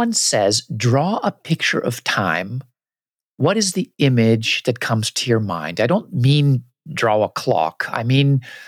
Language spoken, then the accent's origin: English; United States; what I grew up with in the US